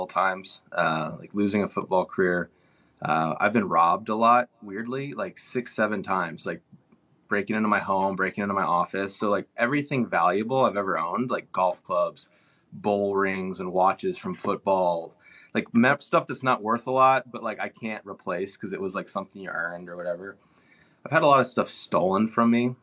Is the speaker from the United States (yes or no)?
yes; Dallas, Texas, United States; moved away; growing up in Dallas, Texas, it's a very commerce driven area, very materialistic